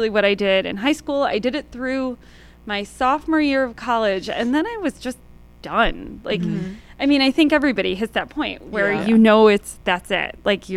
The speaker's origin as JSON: {"language": "English", "town": "Schaumburg", "region": "Illinois", "country": "United States", "tie": "born or raised there", "also_born_or_lived": "Park Ridge, Illinois", "said": "I grew up in Schaumburg, which is about half an hour west where Woodfield is. Born in Park Ridge, shout out Lutheran General."}